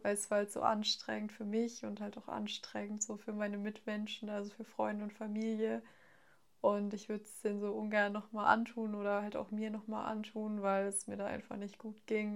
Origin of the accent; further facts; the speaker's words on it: near Frankfurt, Hesse, Germany; ich komme aus der Nähe von Frankfurt